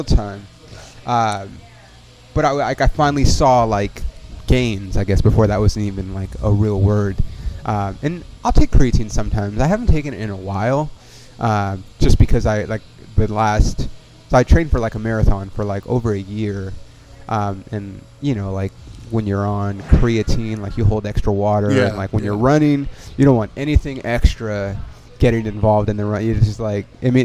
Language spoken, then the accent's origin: English; Ontario, California, United States; I grew up in Ontario, right by where you live